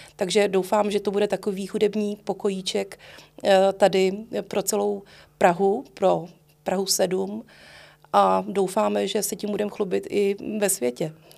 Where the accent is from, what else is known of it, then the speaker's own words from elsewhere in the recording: Prague, Czechia; vyrůstala jsem eh, na letné a pro mě moji spolužáci a já, my jsme vlastně na Letné a Volešovicích trávili až do těch 18 let